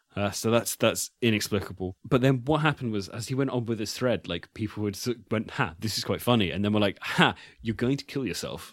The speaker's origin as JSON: {"language": "English", "country": "United Kingdom", "said": "I'm British"}